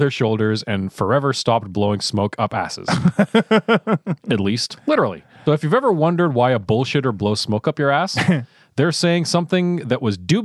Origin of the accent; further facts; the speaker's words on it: Ottawa, Ontario, Canada; our hometown of Ottawa.